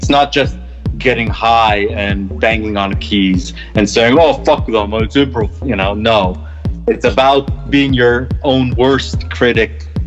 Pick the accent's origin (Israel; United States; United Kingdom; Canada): Israel; moved away; growing up in Israel, surrounded by Arabic and Middle Eastern food